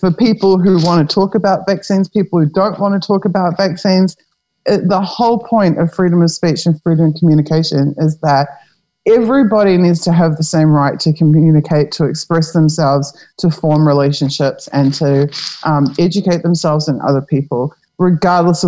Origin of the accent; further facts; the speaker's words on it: New Zealand; now in Europe; I'm a New Zealander, but I'm in Europe